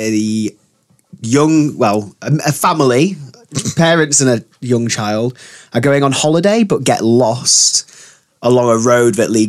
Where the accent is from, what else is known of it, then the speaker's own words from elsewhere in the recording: Yorkshire and the Humber, United Kingdom; I'm from West Yorkshire.